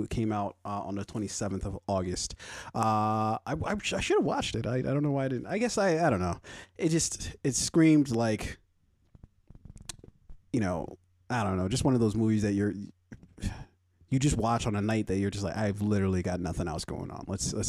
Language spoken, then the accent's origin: English; Nigeria; Yes, I am fucking Nigerian.